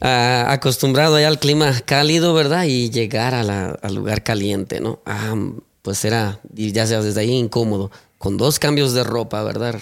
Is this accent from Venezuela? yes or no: no; Mexico City, Mexico; moved away as an adult; also born or lived in Puebla, Mexico; yo nací en el estado de Puebla, ¿verdad? A los siete años perdimos a mi padre, ¿verdad? Entonces, pues mi familia nos tuvimos que mover al, Distrito Federal. Por ahí estuvimos alrededor de otros siete años